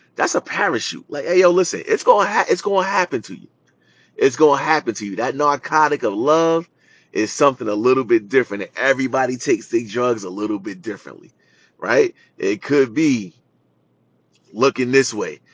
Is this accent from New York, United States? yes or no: yes; New York City, New York, United States; I grew up in Jamaica, Queens